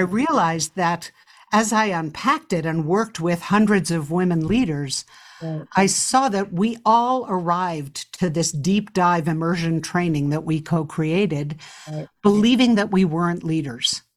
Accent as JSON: {"language": "English", "town": "New York City", "region": "New York", "country": "United States", "tie": "born or raised there", "said": "as a child growing up in New York City"}